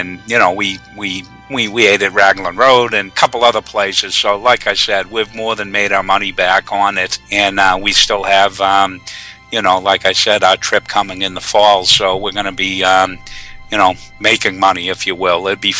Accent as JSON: {"language": "English", "region": "Northeast", "country": "United States", "said": "I'm from the Northeast, and we go down typically twice a year."}